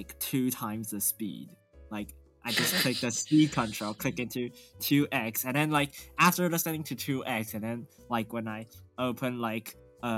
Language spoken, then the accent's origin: English; Taiwan; born or raised there; English is a second language